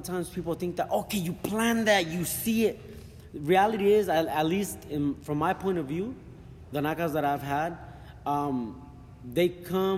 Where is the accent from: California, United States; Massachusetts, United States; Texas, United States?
California, United States; Fresno; I do have a lot of love also for Fresno, California. That's where I'm from. I was raised in Fresno, California.